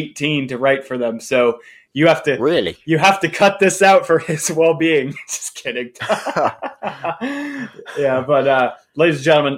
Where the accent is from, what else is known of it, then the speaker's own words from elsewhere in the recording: United States; accent: American; I'm American